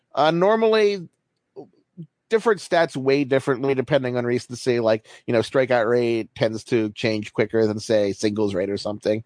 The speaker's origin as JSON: {"language": "English", "town": "Baltimore", "region": "Maryland", "country": "United States", "said": "I'm from Baltimore, so I grew up an Orioles fan"}